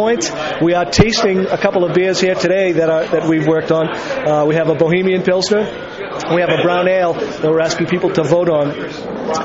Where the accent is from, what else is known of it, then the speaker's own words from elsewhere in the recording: Boston, Massachusetts, United States; moved away as an adult; also born or lived in Ireland; I grew up in the Boston area